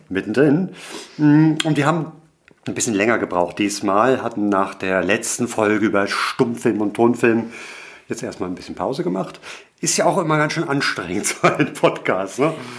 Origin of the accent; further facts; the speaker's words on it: Hamburg, Germany; meine Heimatstadt Hamburg